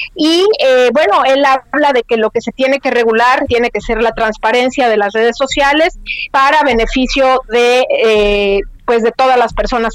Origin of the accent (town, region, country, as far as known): Mexico; moved away